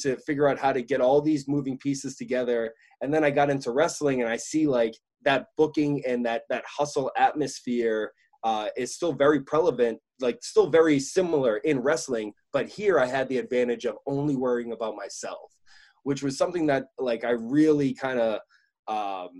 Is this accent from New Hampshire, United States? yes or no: yes; New Hampshire, United States; a bunch of friends that I grew up with in New Hampshire